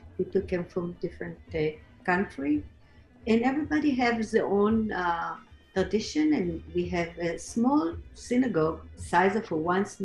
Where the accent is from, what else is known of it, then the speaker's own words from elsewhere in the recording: Tel Aviv, Tel Aviv District, Israel; now in Fair Lawn, United States; I was born in Tel Aviv, in Israel, at home